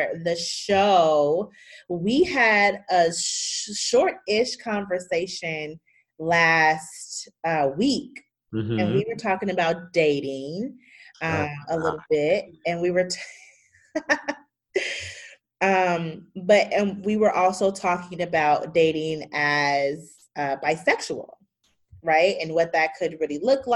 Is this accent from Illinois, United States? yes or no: yes; Chicago, Illinois, United States; I'm from Chicago